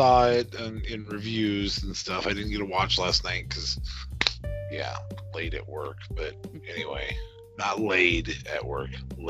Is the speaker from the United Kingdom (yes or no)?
no; Canada; Not the same. I'm Canadian. It's different.